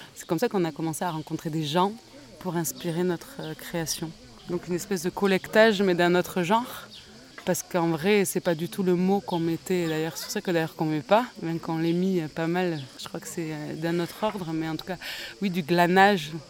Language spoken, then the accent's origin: French; Bayonne, Nouvelle-Aquitaine, France; J'ai grandi à la Zup de Bayonne